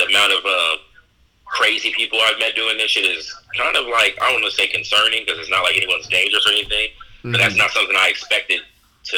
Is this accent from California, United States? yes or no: yes; San Francisco, California, United States; I'm from San Francisco